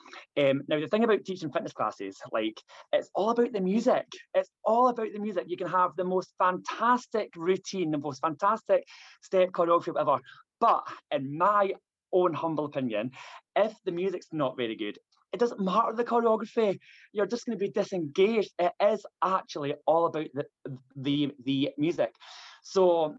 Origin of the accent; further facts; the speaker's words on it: Stirling, Scotland, United Kingdom; moved away as an adult; now in Manchester, United Kingdom; I am Scottish. I was born in Stirling, but moved to down to Manchester in 2007 when I was 24, and I've been here since.